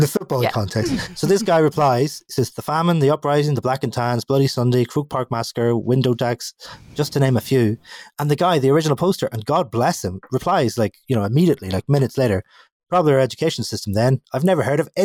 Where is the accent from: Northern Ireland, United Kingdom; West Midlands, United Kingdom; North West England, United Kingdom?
Northern Ireland, United Kingdom; as a Northern Irish person, I am sort of Schrodinger's Brit, where I am both things. I have an Irish passport and a British birth certificate